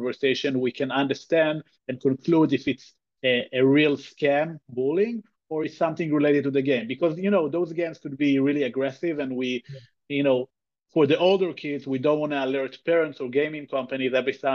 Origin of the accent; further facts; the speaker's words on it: Israel; also born or lived in New York City area; now in New York, United States; I'm originally from Israel, but currently in the New York City area.